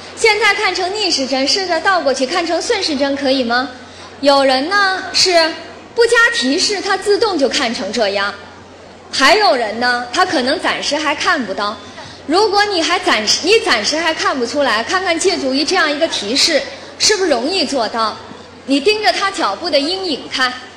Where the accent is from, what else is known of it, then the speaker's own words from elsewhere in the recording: China; 我们中国人